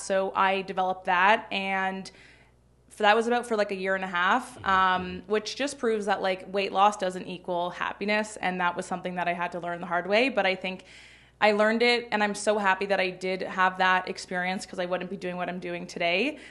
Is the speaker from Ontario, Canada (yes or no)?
yes; Toronto, Ontario, Canada; I grew up in Toronto.